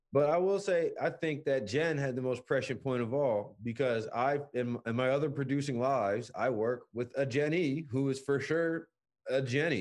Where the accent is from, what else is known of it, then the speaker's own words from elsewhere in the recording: Louisiana, United States; I grew up in Louisiana